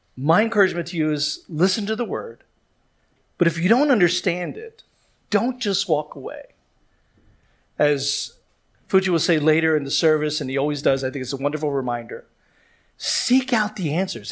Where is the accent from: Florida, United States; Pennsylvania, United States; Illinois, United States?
Pennsylvania, United States; Philadelphia; moved away; I come from Philadelphia where they say we are maybe some of the worst citizens in the United States of America.